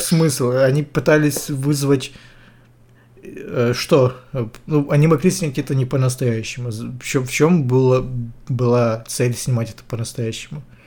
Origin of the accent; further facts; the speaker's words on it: Ukraine; я украинец